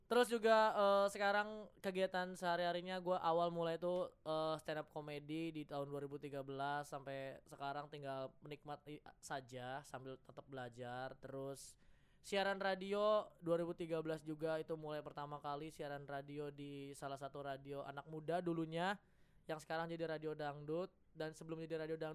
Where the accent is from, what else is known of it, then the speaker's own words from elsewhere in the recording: North Sumatra, Indonesia; gue emang orang Batak.